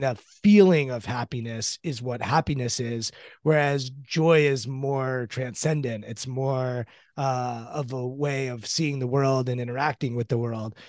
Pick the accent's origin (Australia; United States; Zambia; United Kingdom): United States